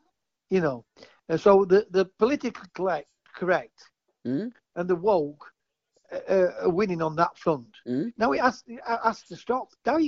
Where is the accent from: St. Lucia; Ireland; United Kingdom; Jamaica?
United Kingdom; England; I was born in England. My dad's Scottish.